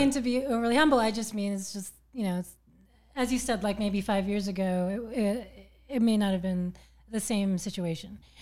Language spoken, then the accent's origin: English; Berkeley, California, United States; also born or lived in New York / San Francisco; Originally born in Berkeley, California